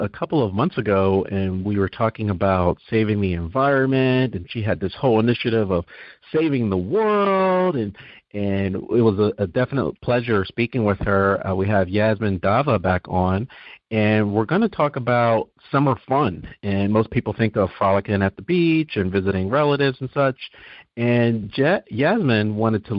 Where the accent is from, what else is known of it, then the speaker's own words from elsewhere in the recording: New Jersey, United States; now in Atlanta, United States; I grew up in New Jersey